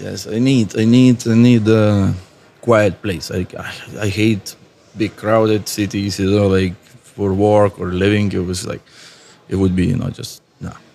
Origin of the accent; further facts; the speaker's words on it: Lithuania; English is a second language; moved away as an adult; also born or lived in Ireland; I'm artist from Lithuania worked in Ireland for last 15 years, back to Lithuania now for last three years